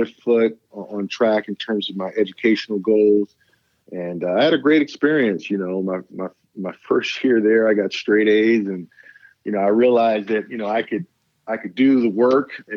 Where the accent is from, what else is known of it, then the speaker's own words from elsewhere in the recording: Richmond, California, United States; also born or lived in Idaho / Berkeley, California; I'm from the Bay Area. My family's from Berkeley, California. My mom and dad are both graduates of Berkeley High. That's where they kind of met and fell in love. And we grew up in Berkeley